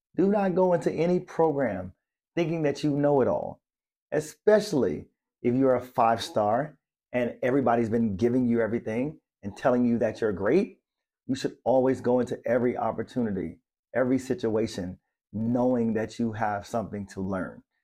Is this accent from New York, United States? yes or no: no; Maryland, United States; moved away; I'm from Maryland, and, and it's the, like, the blue crab capital.